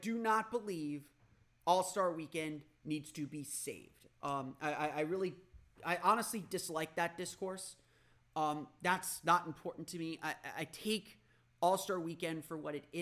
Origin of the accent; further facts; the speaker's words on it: Orlando, Florida, United States; as a kid growing up in Orlando